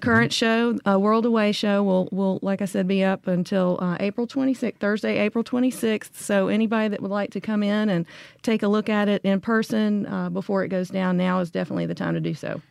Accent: Memphis, Tennessee, United States; I'm also from Memphis

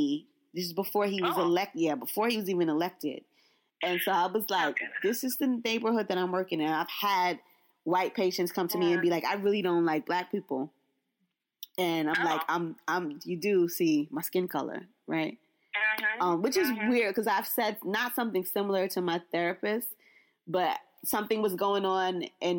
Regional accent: Brooklyn, New York, United States; I was like, I'm from Brooklyn.

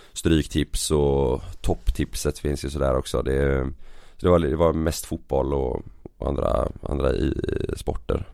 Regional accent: Partille, Västra Götaland, Sweden; also born or lived in Gothenburg; jag växte upp i, i Partille

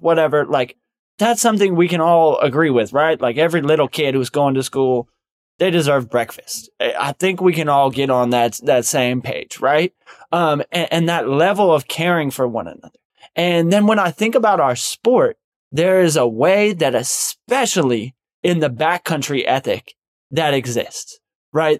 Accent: United States; we as Native American people have lived on

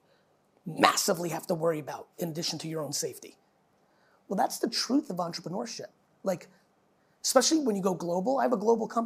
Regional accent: New Jersey, United States; also born or lived in Soviet Union; I grew up outside in the 80s in New Jersey

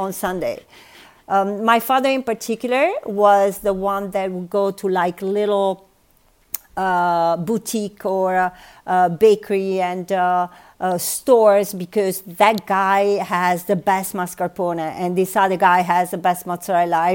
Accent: Bari, Apulia, Italy; moved away as an adult; also born or lived in United States / Austin, Texas; now in Rome, Italy; I grew up in Bari

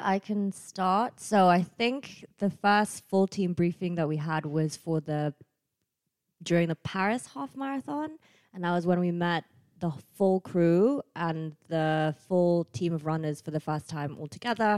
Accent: Bangkok, Thailand; moved away as an adult; now in Nuremberg, Germany; I'm from Bangkok, but have been living in this metropolitan city of Nuremberg for four years

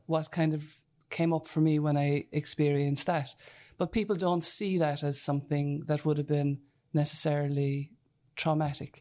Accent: near Whitegate, County Cork, Munster, Ireland; I'm from a header, so just out the road here

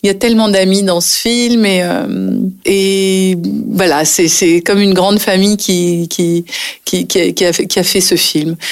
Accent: Nice, Provence-Alpes-Côte d'Azur, France; moved away as an adult; also born or lived in Paris; j'ai passé toute mon enfance à Nice et je suis restée à Nice jusqu'au moment où j'ai décidé d'être comédienne et de partir à Paris. Donc euh, j'avais 22 ans

